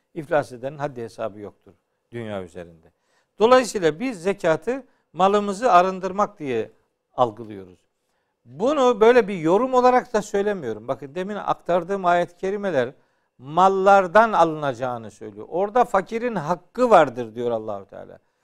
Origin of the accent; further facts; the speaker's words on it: Çaykara, Trabzon, Turkey; Bizim memlekette ben Trabzonluyum. Hı hı. E, Çaykaralıyım, Ofluyum